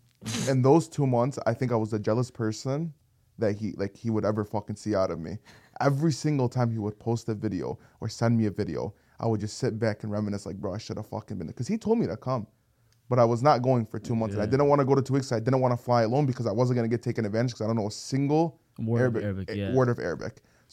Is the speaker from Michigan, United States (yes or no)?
yes; Michigan, United States; I'm from, like, Michigan.